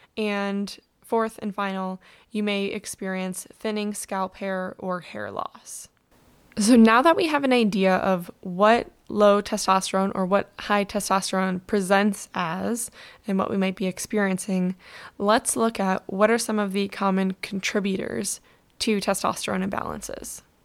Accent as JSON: {"language": "English", "region": "Michigan", "country": "United States", "tie": "born or raised there", "moved": "yes", "lives_now": "Southern California, United States", "said": "I grew up in Michigan"}